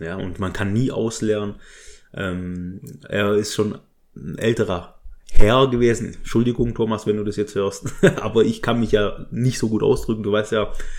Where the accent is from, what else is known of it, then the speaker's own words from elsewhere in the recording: Stuttgart district, Baden-Württemberg, Germany; also born or lived in Berlin; Ich bin geboren und aufgewachsen, also geboren 1986 im Kreise Stuttgart in Baden-Württemberg in einer kleinen Kleinstadt